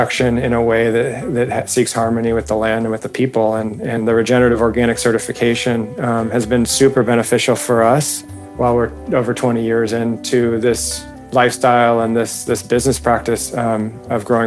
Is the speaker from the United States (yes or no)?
yes; Newport Beach, California, United States; I was raised in Newport Beach as a surfer